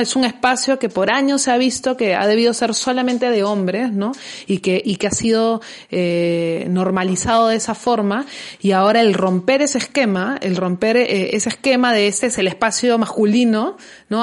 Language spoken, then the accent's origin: Spanish; Peru; nosotros como, como peruanos